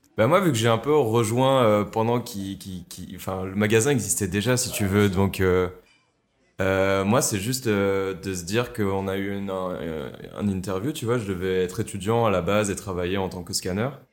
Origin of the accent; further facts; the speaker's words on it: France; also born or lived in Germany; now in Brussels, Belgium; je suis français